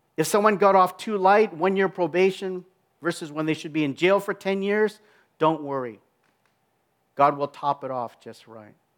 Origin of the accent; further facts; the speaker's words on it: Minneapolis, Minnesota, United States; in my hometown, all the world is gonna be looking at the city of Minneapolis